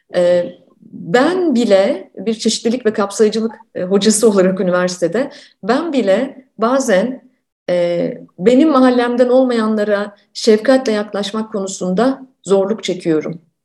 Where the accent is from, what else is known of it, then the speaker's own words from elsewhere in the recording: Turkey; moved away; ben bir süre önce Türkiye'ye döndüm